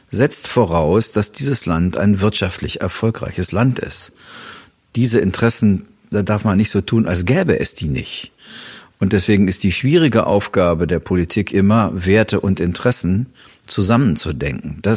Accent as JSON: {"language": "German", "country": "Germany", "said": "muss man als Deutscher immer erstmal sagen, dass das bislang nur eine Behauptung ist."}